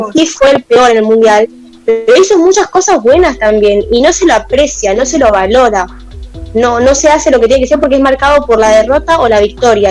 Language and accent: Spanish; Argentina; lo que somos nosotros, Argentina, como país